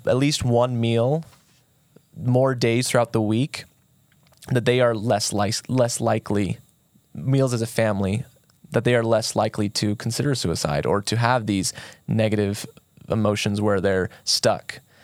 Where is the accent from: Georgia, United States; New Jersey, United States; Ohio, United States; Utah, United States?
Utah, United States; St. George; I was born and raised here in Saint George